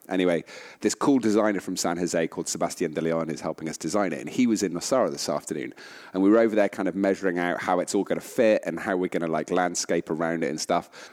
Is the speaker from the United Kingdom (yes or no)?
yes; United Kingdom; as British people